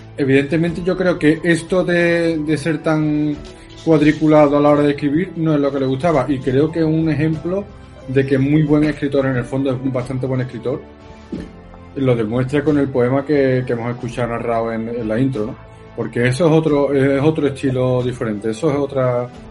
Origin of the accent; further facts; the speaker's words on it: Seville, Andalusia, Spain; soy sevillano, ¿qué, qué acento voy a tener?